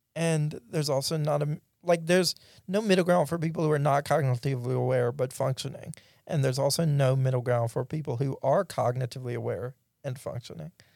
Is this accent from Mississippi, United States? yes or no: yes; Pulaski, Mississippi, United States; now in Jackson, United States; I grew up in Pulaski